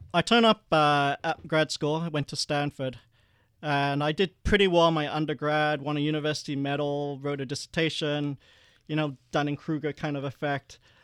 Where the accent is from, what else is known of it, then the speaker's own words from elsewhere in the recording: Perth, Western Australia, Australia; moved away; also born or lived in Malaysia; we were one of the first Asian families after the white Australia policy to move to Perth. And I remember growing up, I was the only non-white kid in class